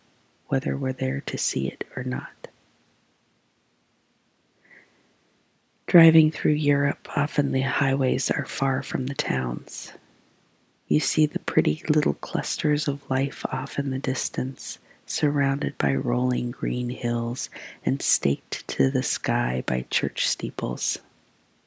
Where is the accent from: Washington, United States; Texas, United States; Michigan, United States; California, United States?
California, United States; Trabuco Canyon; also born or lived in Omaha area, Nebraska; now in Omaha, United States; my childhood Orange County